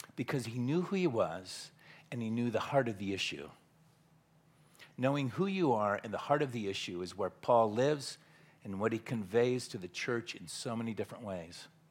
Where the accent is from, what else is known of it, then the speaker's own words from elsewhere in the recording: Southern California, United States; moved away as an adult; now in Tyler, Texas, United States; born and raised in Southern California